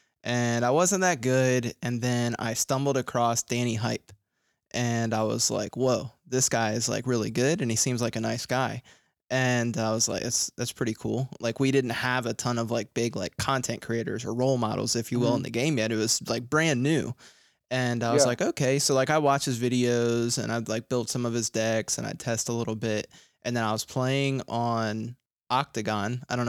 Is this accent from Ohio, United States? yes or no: no; Virginia Beach, Virginia, United States; also born or lived in Philadelphia; I grew up in Virginia Beach. I'm from Philly, but I moved to Virginia